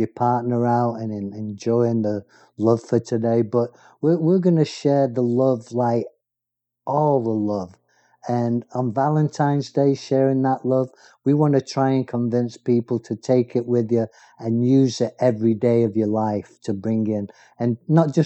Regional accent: England, United Kingdom; I'm English

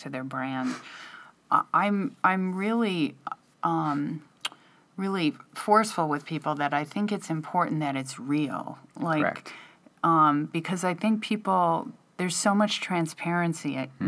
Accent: Midwest, United States; I'm from the Midwest

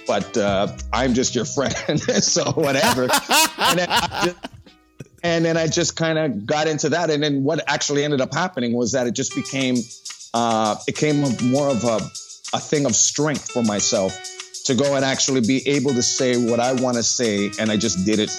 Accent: Toronto, Ontario, Canada; I grew up in Scarborough

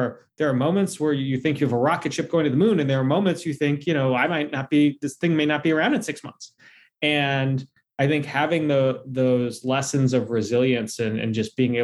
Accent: D.C., Virginia, United States; I grew up in Virginia, just outside of Washington, D.C., and working there.

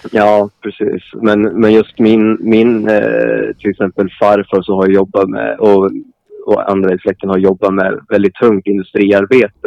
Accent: Kvissleby, Västernorrland County, Sweden; jag har växt upp utanför industristaden Sundsvall

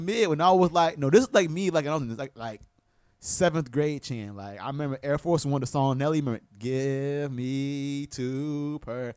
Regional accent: Tampa, Florida, United States; also born or lived in West Palm Beach, Florida; born in West Palm Beach. I moved to Tampa when I was two. So I I was I'm from Tampa.

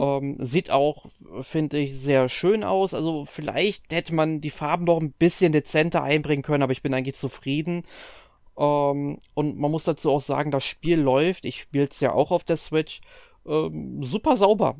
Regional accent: Germany; bei uns in Deutschland

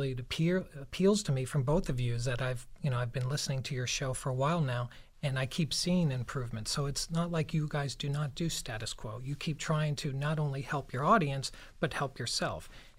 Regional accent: Wyoming, United States; moved away as an adult; I grew up in Wyoming.

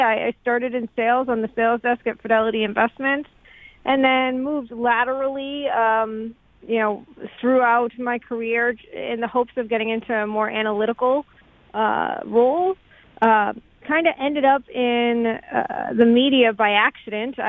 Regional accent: Worcester, Massachusetts, United States; I'm originally from the Boston area. I grew up in the city of Worcester, Massachusetts.

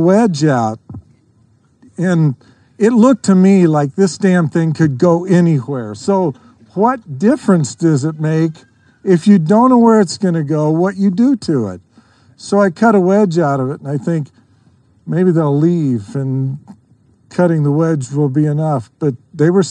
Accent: Idaho, United States; I grew up in Idaho

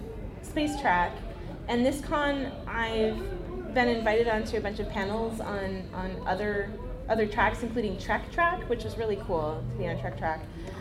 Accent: California, United States; Zinfandel, because I'm from California.

